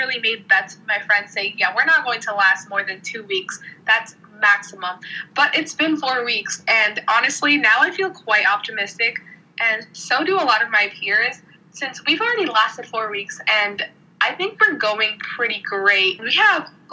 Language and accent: English; New York City, New York, United States; I'm from the Bronx, and I go to school at Stuyvesant, which is in Manhattan